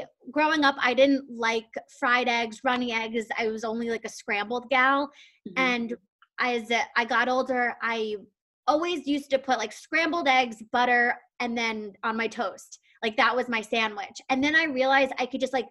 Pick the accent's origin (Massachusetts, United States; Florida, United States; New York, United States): New York, United States; also born or lived in Madison, Wisconsin; I'm from New York